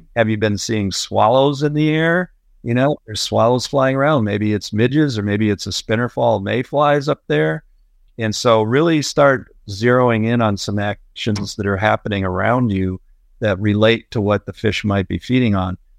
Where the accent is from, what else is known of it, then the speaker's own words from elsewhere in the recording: Illinois, United States; moved away as an adult; I grew up in a little farm town in Illinois